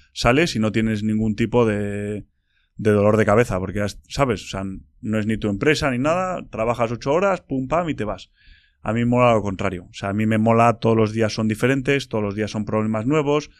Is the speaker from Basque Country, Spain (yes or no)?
yes; Bilbao, Basque Country, Spain; soy de Bilbao